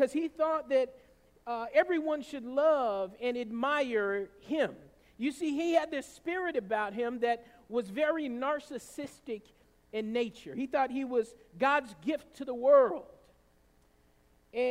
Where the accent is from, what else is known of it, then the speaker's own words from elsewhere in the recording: the South, United States; growing up in the South the way I did